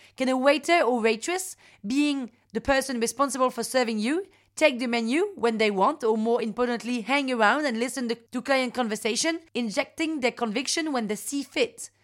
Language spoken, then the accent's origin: English; Paris, Île-de-France, France; Parisian, thirty-six